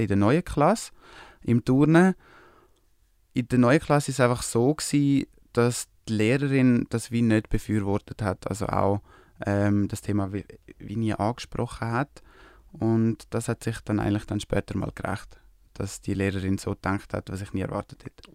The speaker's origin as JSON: {"language": "German", "country": "Switzerland", "said": "aus der Schweiz"}